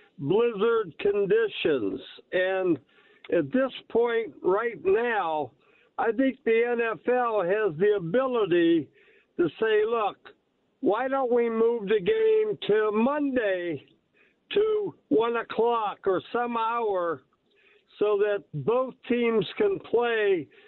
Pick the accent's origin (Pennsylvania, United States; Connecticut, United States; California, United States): Pennsylvania, United States; Pittsburgh; You know, I'm a Buffalo fan all the way, but I'm also from Pittsburgh, living there a long time ago.